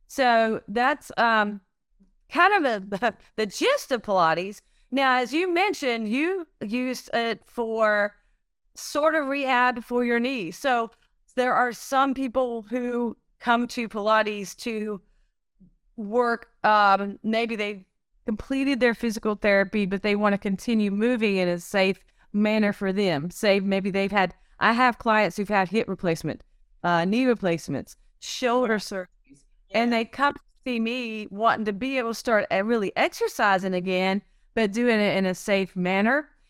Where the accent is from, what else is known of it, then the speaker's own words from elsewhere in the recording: Cartersville, North Carolina, United States; also born or lived in Arizona; I'm a local here. I grew up here in Cartersville and I went to East Forsyth High School